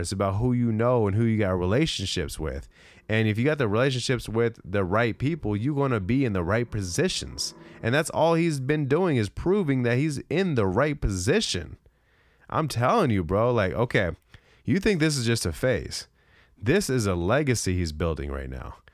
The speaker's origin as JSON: {"language": "English", "town": "San Diego", "region": "California", "country": "United States", "moved": "yes", "lives_now": "Arizona, United States", "said": "I'm from San Diego, even though I've been where I'm at currently in Arizona for almost twenty years"}